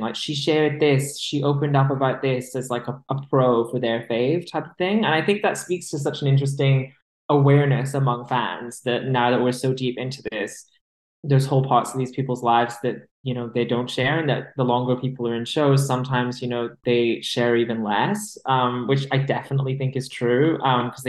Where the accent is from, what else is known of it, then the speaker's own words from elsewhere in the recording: United Kingdom; As a British person